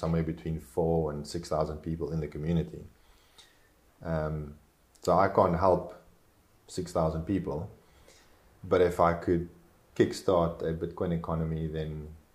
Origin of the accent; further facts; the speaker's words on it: South Africa; first language Afrikaans; English is a second language; I am South African.